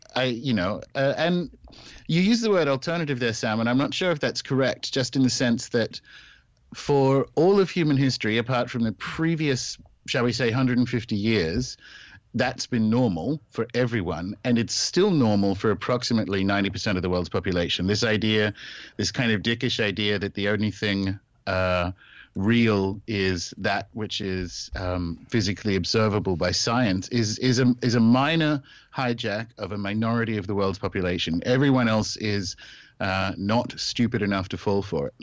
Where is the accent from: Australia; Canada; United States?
Australia; moved away as an adult; also born or lived in New Zealand / United Kingdom; I was born and raised in Australia